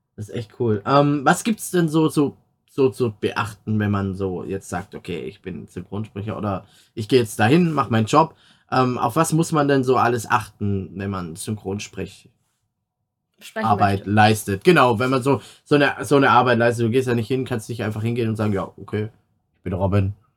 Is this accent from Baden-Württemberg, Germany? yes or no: yes; Swabia, Baden-Württemberg, Germany; accent: Swabian; now in North Rhine-Westphalia, Germany; dann kommt das Schwäbeln immer raus, so ein bisschen